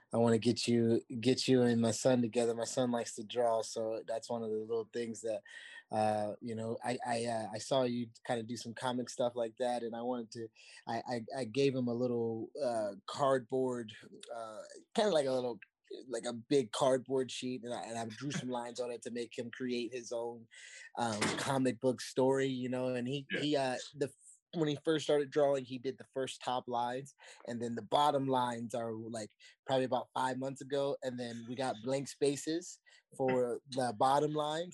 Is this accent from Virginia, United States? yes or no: yes; Virginia Beach, Virginia, United States; also born or lived in Indiana; Me and Brian Wells used to run the city of Virginia Beach in middle school together